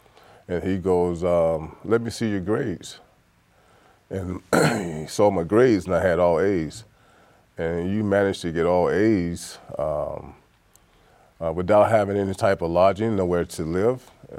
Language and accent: English; Mississippi, United States; born there; I go back to where I was born in Mississippi, the oldest of six. When I first left, I attended a JUCO in Texas.